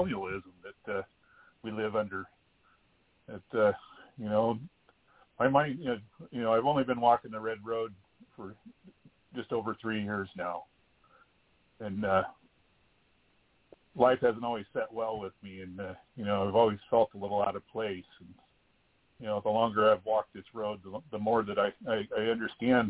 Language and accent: English; Klamath River, Northern California, United States; I'm from the Kudur Chasta Nation in Northern California on the Klamath River, upriver Indian